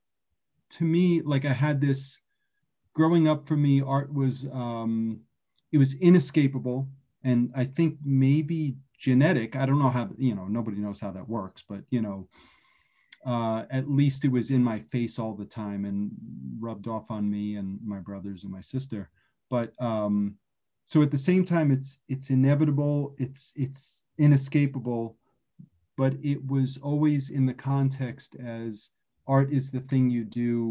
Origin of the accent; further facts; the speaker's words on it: New York City, New York, United States; I'm originally from Brooklyn, born and raised.